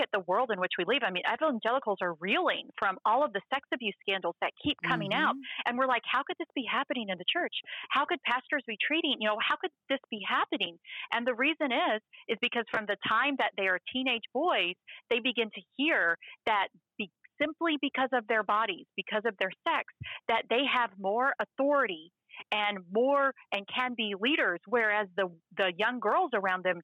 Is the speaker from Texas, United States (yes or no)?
yes; Waco, Texas, United States; my hometown, Waco